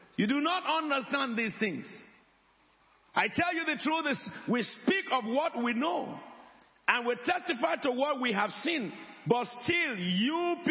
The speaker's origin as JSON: {"language": "English", "town": "Abeokuta", "region": "Ogun State", "country": "Nigeria", "moved": "yes", "lives_now": "United Kingdom", "said": "I am from Abeokuta."}